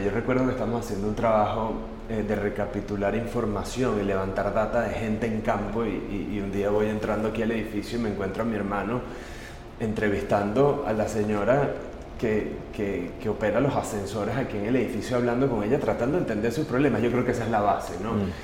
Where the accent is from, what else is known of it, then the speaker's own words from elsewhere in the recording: Venezuela; nuestra responsabilidad como venezolanos dar un poco de lo mucho que Venezuela ha hecho y nos ha dado como familia